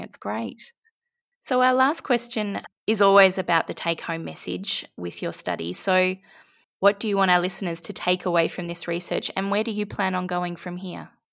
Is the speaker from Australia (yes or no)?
yes; Australia; I'm very Australian.